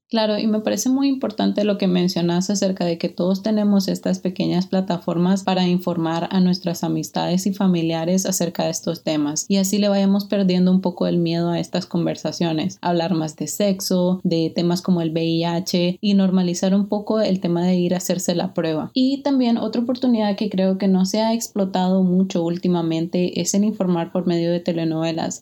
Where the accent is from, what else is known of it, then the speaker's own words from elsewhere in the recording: Nicaragua; now in United States; yo nací y crecí en Nicaragua